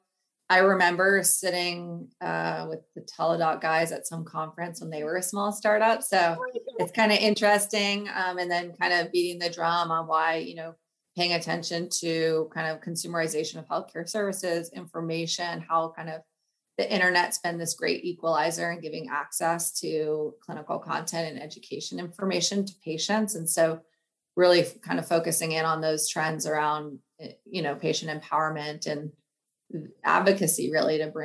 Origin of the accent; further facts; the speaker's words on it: Bay Area, California, United States; moved away as an adult; also born or lived in East Coast / New York; I'm actually originally from the Bay Area. However, I spent about 12 years on the East Coast